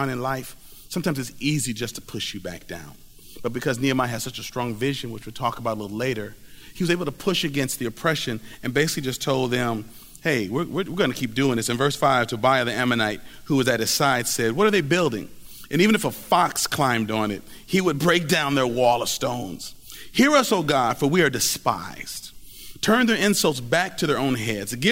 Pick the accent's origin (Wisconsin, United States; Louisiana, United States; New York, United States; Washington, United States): Wisconsin, United States; I'm from Wisconsin